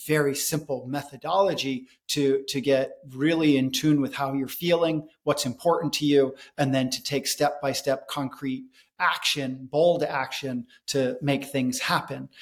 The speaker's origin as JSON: {"language": "English", "country": "United States", "tie": "born or raised there", "also_born_or_lived": "India", "said": "growing up in America"}